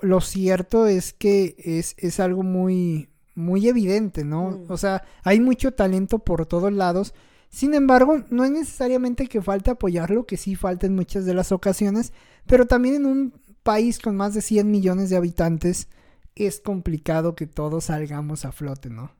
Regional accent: Mexico; los mexicanos somos cucarachas que estamos en todos lados

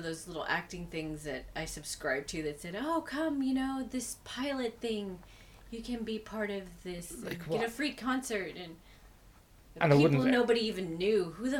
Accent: Texas, United States; moved away as an adult; now in Ireland; Texas has been open. My home state in my country.

